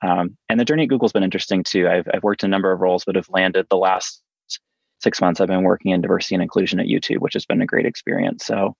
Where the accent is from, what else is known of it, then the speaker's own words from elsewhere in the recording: outside of Atlanta, Georgia, United States; moved away as an adult; also born or lived in Los Angeles, California; now in San Francisco, United States; I grew up in the South. So I am back home at my parents' house visiting right now, outside of Atlanta, Georgia. I grew up here. At the end of a mile on dirt road, I graduated high school with 13 people, very small town upbringing.